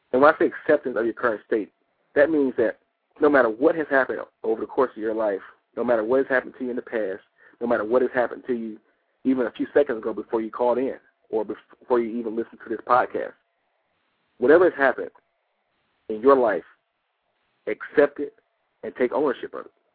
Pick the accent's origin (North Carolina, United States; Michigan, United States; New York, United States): Michigan, United States; Detroit; now in Atlanta, United States; I'm originally from Detroit